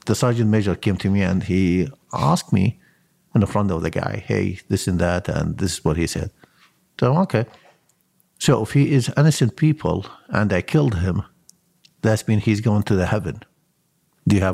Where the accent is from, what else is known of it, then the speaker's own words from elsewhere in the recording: Mosul, Nineveh, Iraq; English is a second language; moved away as an adult; now in United States; I raise and born and raised in Mosul